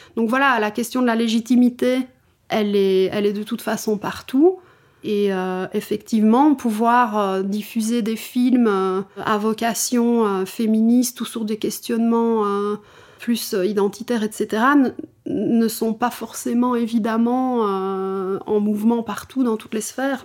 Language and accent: French; Wallonia, Belgium; now in Brussels, Belgium; maintenant je suis bruxelloise, hein, je ne suis plus wallonne